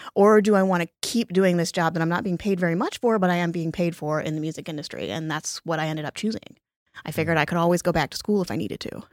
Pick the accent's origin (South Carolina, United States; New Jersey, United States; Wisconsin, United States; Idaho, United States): Wisconsin, United States; Lake Geneva; moved away as an adult; also born or lived in New York City; I was born in Lake Geneva, Wisconsin, um, a town of, at the time, about five thousand people